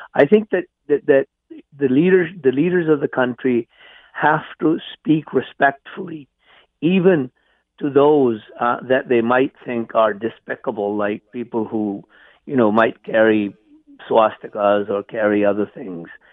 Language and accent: English; India; moved away as an adult; also born or lived in England; now in Canada; I was born and raised in India.